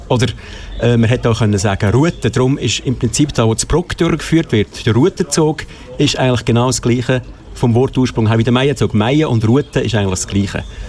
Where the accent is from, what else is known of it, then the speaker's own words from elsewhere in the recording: Wynental, Aargau, Switzerland; ich bin nicht in Zara aufgewachsen, ich bin in Wienertal